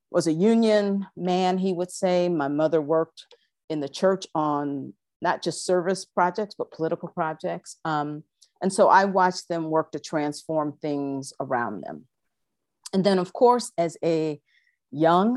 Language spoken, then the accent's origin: English; Toledo, Ohio, United States; I am from Toledo, Ohio.